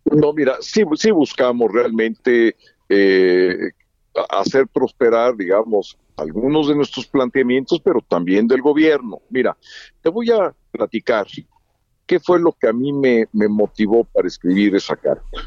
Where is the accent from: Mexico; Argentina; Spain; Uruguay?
Mexico; somos mexicanos